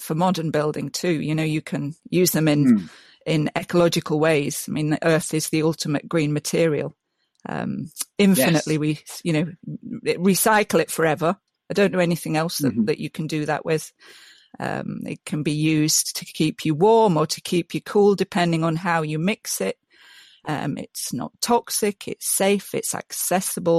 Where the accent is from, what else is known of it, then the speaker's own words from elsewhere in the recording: Yorkshire and the Humber, United Kingdom; moved away; also born or lived in Scotland; I'm from Yorkshire. Mm-hmm. I'm quite proud to be from Yorkshire, actually, as most people are.